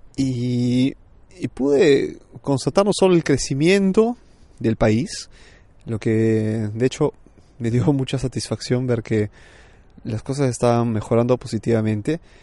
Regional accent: Peru; moved away as an adult; now in Milan, Italy; yo soy peruano de nacimiento y he crecido hasta los 27 años por allá

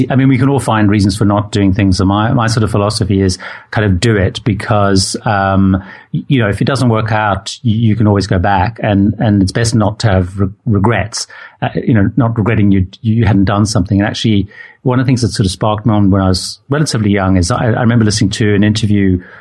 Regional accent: Zimbabwe; originally I grew up in Zimbabwe

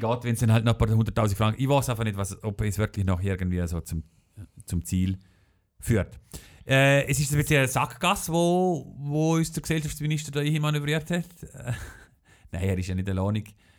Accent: Schellenberg, Liechtenstein; Es ist meine Heimat Heimatgemeinde

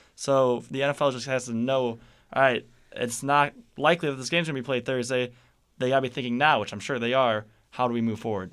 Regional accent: Chicago, Illinois, United States; I'm from Chicago.

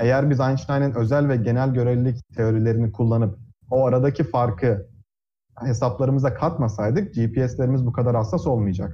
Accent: Trabzon, Turkey; moved away as an adult; also born or lived in Ankara, Turkey; now in United States; Liseyi Trabzon'da okudum. Aslen Trabzonluyum.

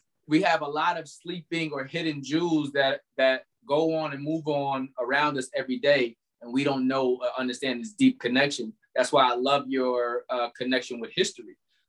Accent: Albany, New York, United States; also born or lived in Charlotte; well, I'm from Albany. I've been in Albany my entire life

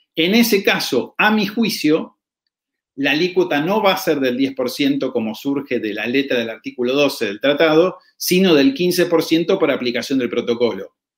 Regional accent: Argentina; yo como residente argentino

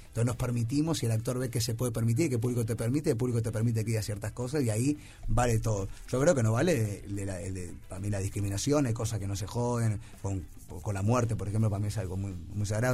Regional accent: Uruguay

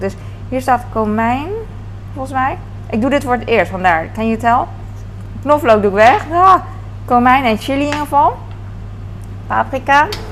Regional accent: Netherlands; als Hollander

